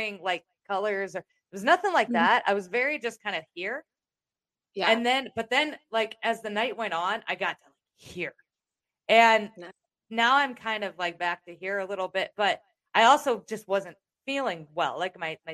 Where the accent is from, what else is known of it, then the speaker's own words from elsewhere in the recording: Iowa, United States; I'm from Iowa